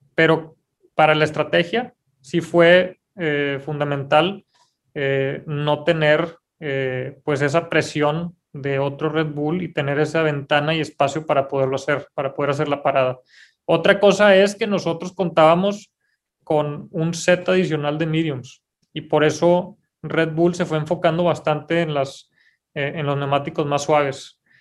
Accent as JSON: {"language": "Spanish", "country": "Mexico"}